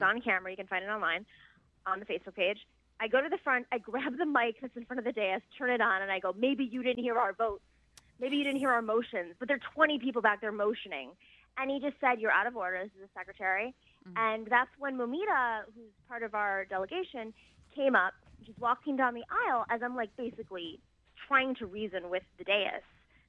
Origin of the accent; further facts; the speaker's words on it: Buffalo, New York, United States; I'm also from Buffalo